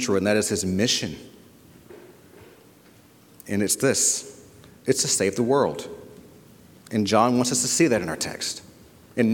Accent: Savannah, Georgia, United States; now in New Haven, United States; I am from Savannah, Georgia

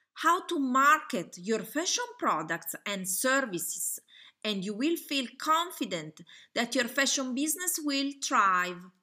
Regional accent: Italy; accent: Italian; English is a second language; I'm Italian. You probably can hear from my accent.

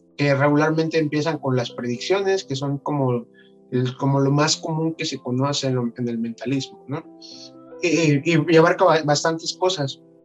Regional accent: Veracruz, Mexico; yo soy de acá de Veracruz, entonces pues, estoy acostumbrado al, al, clima más caliente

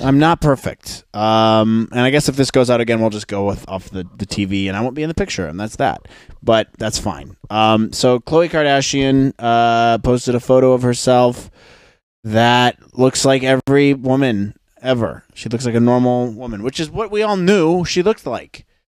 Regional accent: United States

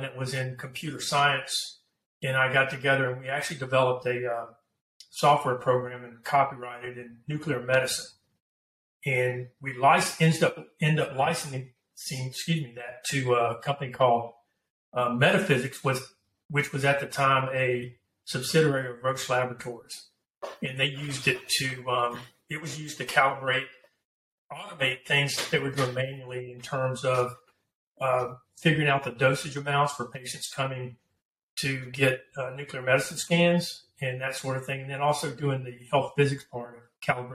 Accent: Pensacola, Florida, United States; now in San Antonio, United States; I'm originally from Pensacola, Florida. I live in San Antonio, Texas now, and have been for, you know, 20 plus years

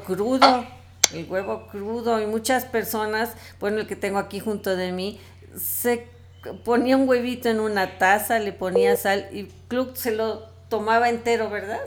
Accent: Mexico; pues ya ves cómo somos los mexicanos

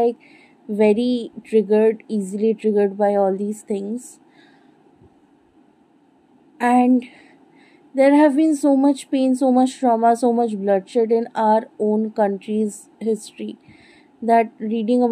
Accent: Bengal, India; I'm not a white person. I'm Indian. I'm Bengali, to be specific.

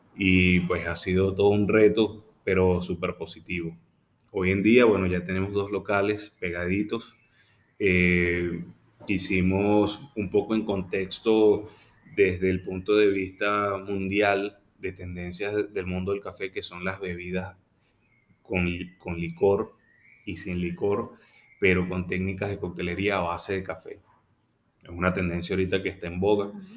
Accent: Venezuela; el orgullo de ser venezolano, de querer quedarme en mi país.

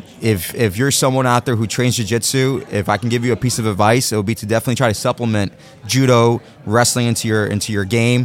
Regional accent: New York, United States; also born or lived in New Jersey; I'm from New York. I split time between New York, New Jersey.

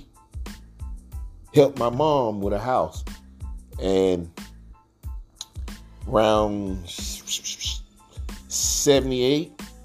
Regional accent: Bethel, North Carolina, United States; also born or lived in Robersonville, North Carolina; I moved from Robertsonville to Bethel, North Carolina

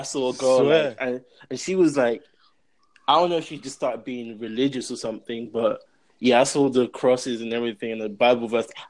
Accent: London, United Kingdom; accent: British; moved away as an adult; now in Texas, United States

